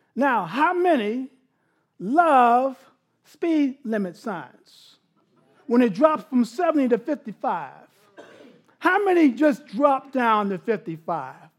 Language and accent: English; New York City, New York, United States; I grew up in New York City, big yard, Queens, South Ozone Park, right outside of, out of um, Kennedy Airport